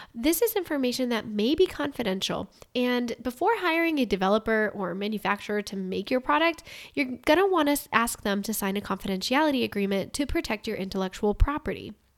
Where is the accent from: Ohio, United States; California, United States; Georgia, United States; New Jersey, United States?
Ohio, United States; I'm from Ohio